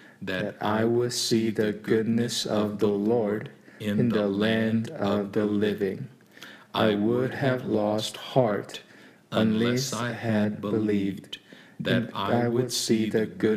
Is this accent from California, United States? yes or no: yes; Walnut Creek, California, United States; I'm from Walnut Creek